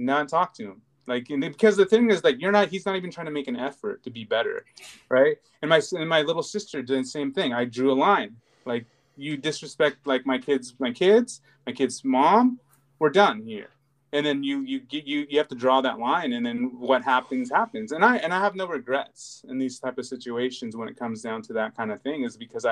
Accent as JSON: {"language": "English", "country": "United States", "tie": "born or raised there", "said": "I'm very American. I grew up here"}